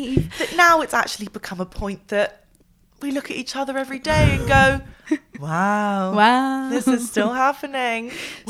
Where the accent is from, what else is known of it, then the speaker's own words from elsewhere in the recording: Miami, Florida, United States; now in London, United Kingdom; I was born in Miami, but I live in London now. Currently, I'm in Putney